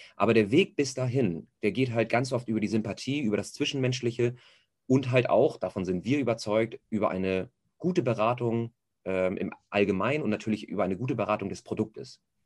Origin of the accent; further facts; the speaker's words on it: Hamburg, Germany; gebürtiger Hamburger, merkt man wahrscheinlich auch ein bisschen am Schnack